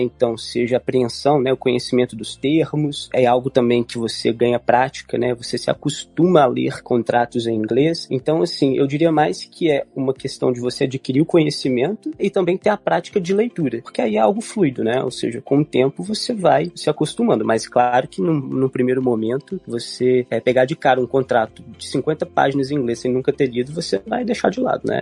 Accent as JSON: {"language": "Portuguese", "country": "Brazil", "said": "nós não nativos de língua inglesa, né, como nós brasileiros"}